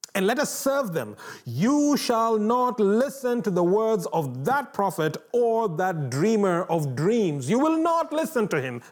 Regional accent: Kenya; moved away; growing up in Kenya

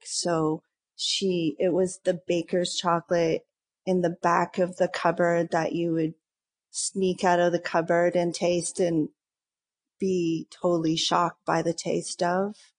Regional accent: Lindsay, Ontario, Canada; now in Toronto, Canada; I'm from Lindsay, which is a small town east

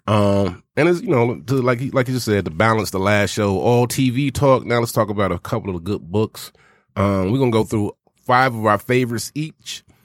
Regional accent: the South, United States; me being born and raised in the South

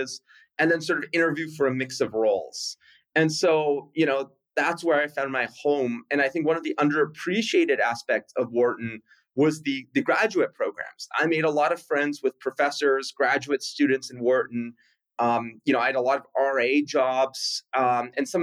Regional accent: Winnipeg, Manitoba, Canada; moved away as an adult; I grew up in Winnipeg, Canada.

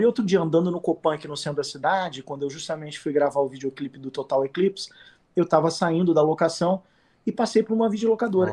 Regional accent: Rio de Janeiro, Brazil; accent: carioca; moved away as an adult; now in São Paulo, Brazil; eu volto muito na minha Ipanema de infância, que eu fui muito eu fui criado ali no posto 9. E você vê que o sotaque não vai embora

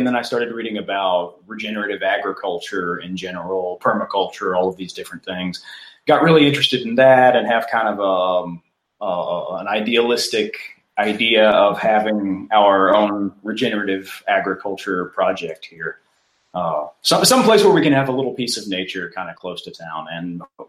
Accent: Mississippi, United States; now in Austin, United States; I'm from Mississippi originally

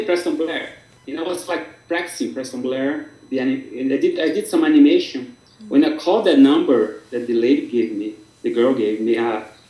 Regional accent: Brazil; English is a second language; moved away as an adult; I started learning in the best studio in Brazil at the time with the best people

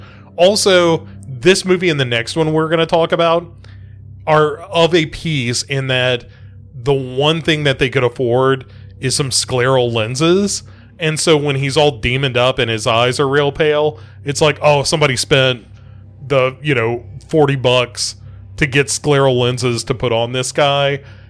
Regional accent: Adams, Tennessee, United States; I live, you know, within 20, 30 miles of the Bellwitch Cave. And when I grew up near Adams, Tennessee, which is referenced in the movie

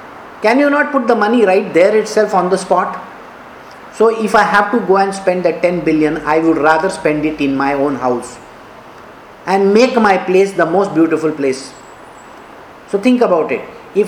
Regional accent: Karnataka, India; I am an Indian. I have to take care of India. I am a Kannadiga, I have to take care of Karnataka.

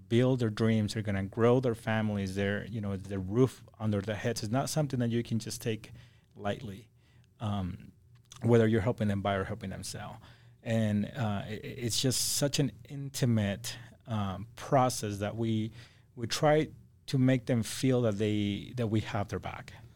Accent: Acapulco, Guerrero, Mexico; also born or lived in Idaho; now in Salt Lake City, United States; I'm from Acapulco, Mexico

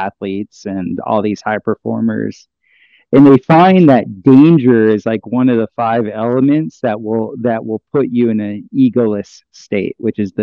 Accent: South Florida, United States; moved away; also born or lived in Costa Rica; growing up in South Florida

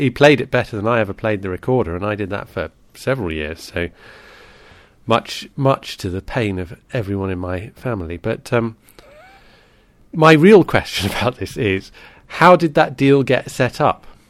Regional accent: United Kingdom; as a Brit

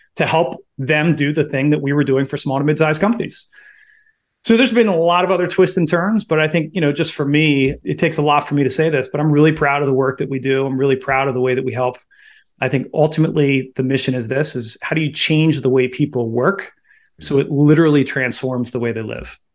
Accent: Baltimore, Maryland, United States; I am originally from Baltimore, born and raised

